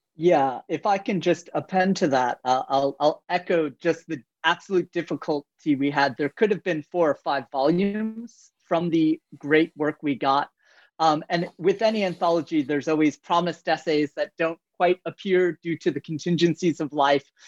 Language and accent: English; United States; moved away as an adult; also born or lived in France; now in Toronto, Canada; I'm an American by birth